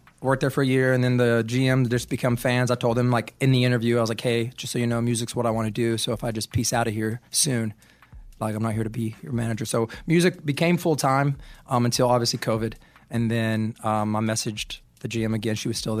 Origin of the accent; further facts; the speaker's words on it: Asheville, North Carolina, United States; I grew up in Asheville, North Carolina.